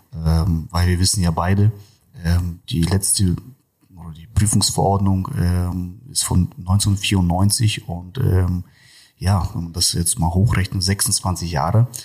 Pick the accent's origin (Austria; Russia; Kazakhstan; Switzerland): Kazakhstan; first language Russian; German is a second language; now in Germany; ich bin ja gebürtiger äh, Kasache oder Russe, wie man schon sagt. Und äh, zu Hause sprechen wir auch tatsächlich hauptsächlich nur Russisch.